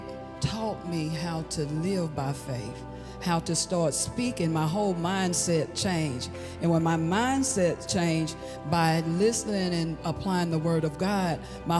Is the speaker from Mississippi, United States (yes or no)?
yes; Hattiesburg, Mississippi, United States; I'm from Hattiesburg, Mississippi.